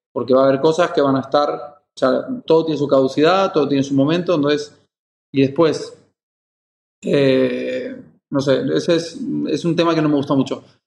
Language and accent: Spanish; Mallorca, Balearic Islands, Spain; also born or lived in Argentina; yo soy argentino, pero criado aquí en Mallorca, en mi lugar en el mundo